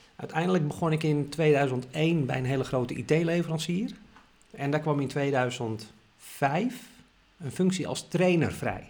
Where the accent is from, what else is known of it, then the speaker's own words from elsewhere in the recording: Amsterdam, North Holland, Netherlands; ik ben geboren en getogen Amsterdammer